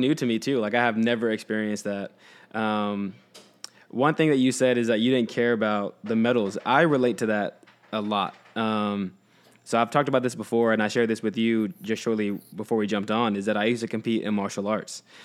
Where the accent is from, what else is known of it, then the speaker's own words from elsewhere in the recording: Houston, Texas, United States; I grew up in Texas